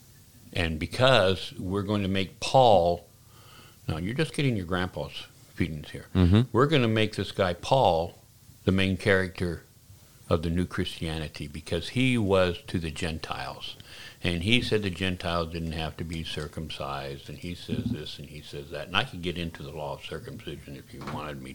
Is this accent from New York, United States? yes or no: no; Oregon, United States; moved away; also born or lived in Washington, D.C.; I was born in Oregon.